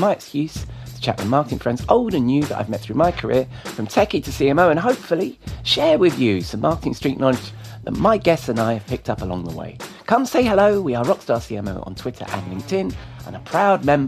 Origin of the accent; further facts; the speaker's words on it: England, United Kingdom; moved away; also born or lived in Stamford; I'm English